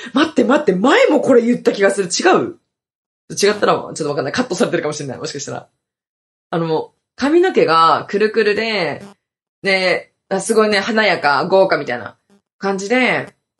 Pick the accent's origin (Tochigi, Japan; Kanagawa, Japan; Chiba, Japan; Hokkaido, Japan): Hokkaido, Japan; now in Okinawa, Japan